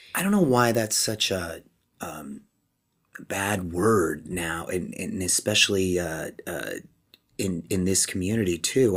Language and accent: English; Chula Vista, California, United States; moved away as an adult; now in Los Angeles, United States; I'm a kid from Chula Vista, which is a couple hours south, border town, there to Tijuana in Mexico